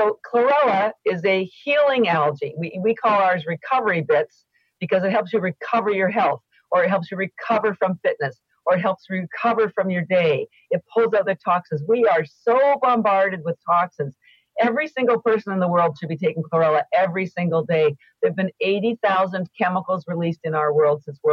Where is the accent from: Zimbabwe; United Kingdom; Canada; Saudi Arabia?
Canada; I am Canadian and all my education was in Canada